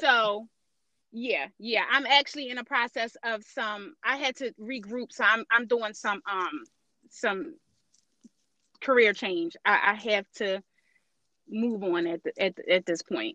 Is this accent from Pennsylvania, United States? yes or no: yes; Philadelphia, Pennsylvania, United States; I'm born and raised in North Philadelphia, and just the odds and ends of being a Philly girl.